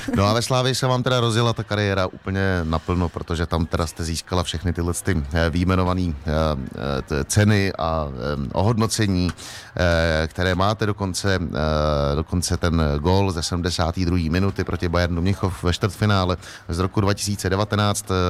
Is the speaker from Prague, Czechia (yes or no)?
no; Liberec, Liberec Region, Czechia; jsem z Liberce